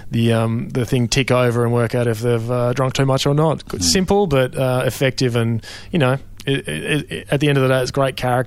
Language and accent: English; Melbourne, Victoria, Australia; I grew up in Melbourne